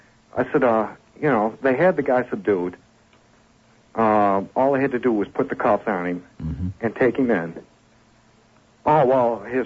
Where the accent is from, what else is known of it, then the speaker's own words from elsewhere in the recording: Battle Creek, Michigan, United States; now in Kendall, United States; I'm from Battle Creek, Michigan.